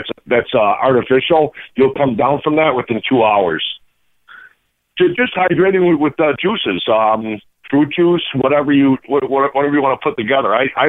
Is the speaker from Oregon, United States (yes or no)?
no; Chicago, Illinois, United States; now in Wisconsin, United States; I'm actually from Chicago, but I moved up here business.